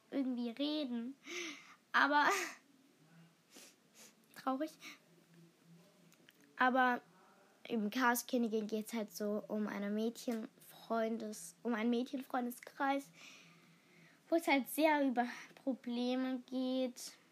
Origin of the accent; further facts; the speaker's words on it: Hamburg, Germany; born there; Ich wurde in Hamburg-Altona geboren.